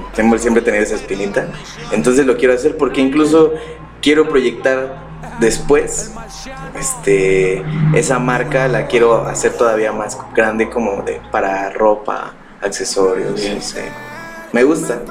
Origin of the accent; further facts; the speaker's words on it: Pachuca, Hidalgo, Mexico; yo soy de aquí de Pachuca